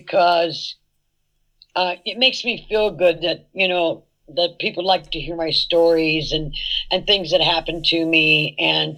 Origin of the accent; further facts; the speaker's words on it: San Francisco, California, United States; I was born in San Francisco, and we weren't that prejudiced in San Francisco